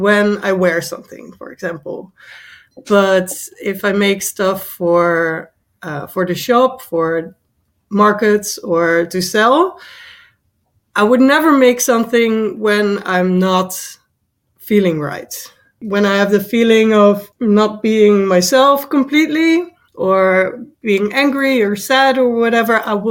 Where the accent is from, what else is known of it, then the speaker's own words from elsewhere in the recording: Netherlands; I am from the Netherlands.